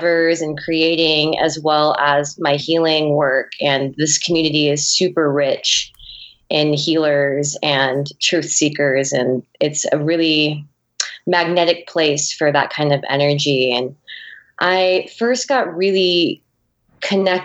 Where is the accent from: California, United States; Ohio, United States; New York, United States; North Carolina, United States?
California, United States; Poway; I grew up in San Diego, California